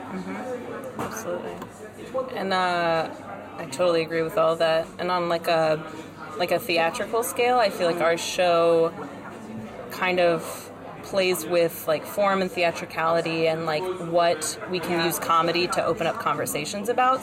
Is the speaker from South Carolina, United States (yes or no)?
yes; South Carolina, United States; now in New York, United States; I grew up in South Carolina, the South.